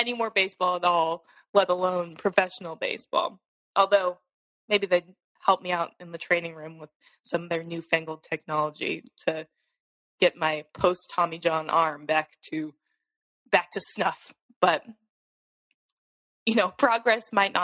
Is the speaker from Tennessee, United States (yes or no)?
no; Seattle, Washington, United States; Growing up in Seattle, idolizing Ken Griffey Jr. and Ichiro